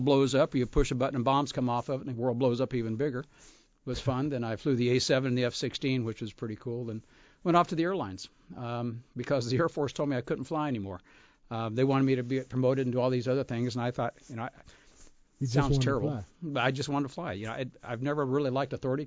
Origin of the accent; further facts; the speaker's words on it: Scottsdale, Arizona, United States; I grew up in Scottsdale, Arizona, a long time ago